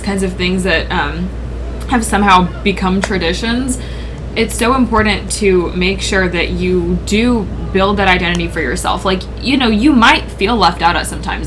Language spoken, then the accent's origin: English; United States; we're all pretty much born and raised in America